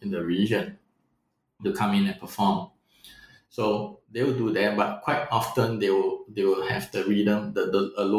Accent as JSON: {"language": "English", "country": "Singapore", "also_born_or_lived": "Vietnam", "moved": "yes", "said": "being a Singaporean living in Vietnam or visiting Vietnam"}